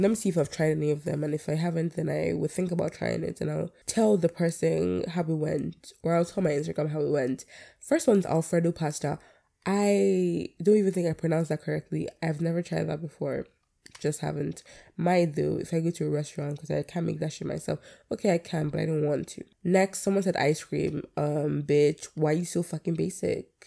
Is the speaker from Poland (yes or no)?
no; Nigeria; I'm a Nigerian by everything in me. Born and raised.